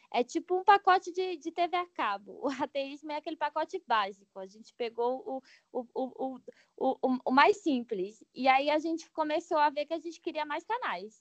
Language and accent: Portuguese; Brasília, Federal District, Brazil; eu sou de Brasília